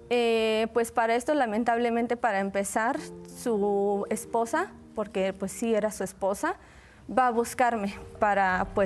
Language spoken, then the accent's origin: Spanish; United States; yo nací en Estados Unidos, Laura. Mis papás este, se fueron muy jóvenes, de 17 años. Eh, allá nací yo primero.